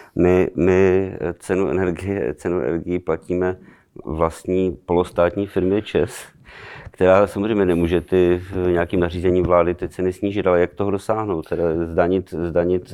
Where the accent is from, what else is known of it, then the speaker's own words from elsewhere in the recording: Ostrava, Moravian-Silesian Region, Czechia; pocházím z Ostravy